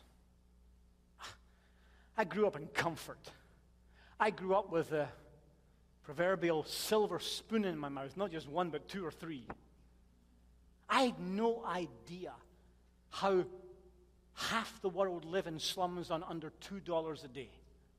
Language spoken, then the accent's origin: English; Chicago, Illinois, United States; I'm from Chicago. Can you not tell by the accent?